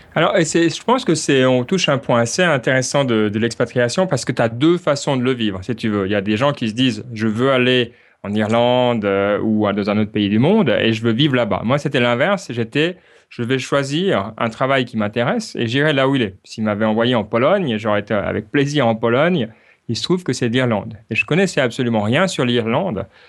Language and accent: French; Switzerland; now in Ireland; en tant que Suisse